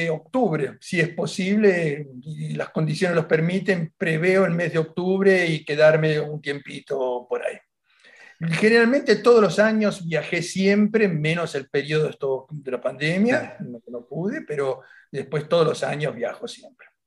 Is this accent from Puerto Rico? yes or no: no; Argentina; now in Italy; yo soy ítalo-argentino, pero en mi municipalidad yo soy un italiano.